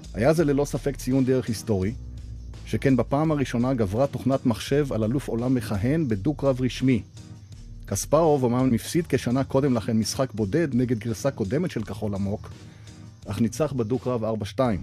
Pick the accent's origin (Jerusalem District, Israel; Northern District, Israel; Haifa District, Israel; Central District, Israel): Haifa District, Israel; Haifa; בעיר הולדתי חיפה